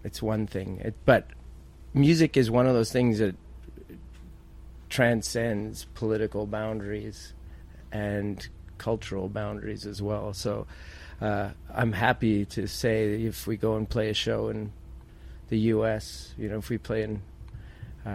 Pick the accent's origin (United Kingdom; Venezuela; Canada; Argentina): Canada